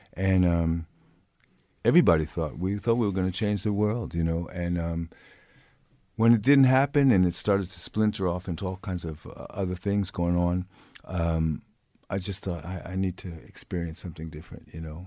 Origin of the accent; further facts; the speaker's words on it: New York, United States; moved away as an adult; now in Sweden; I'm born and raised in New York